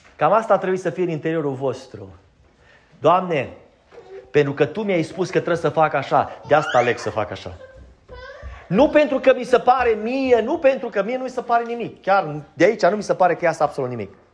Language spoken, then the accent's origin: Romanian; Romania; Noi suntem din România